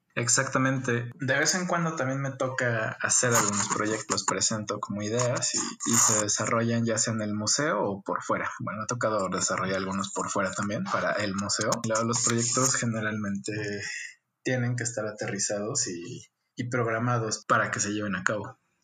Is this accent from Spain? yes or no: no; Guadalajara, Jalisco, Mexico; Nací en Guadalajara, Jalisco.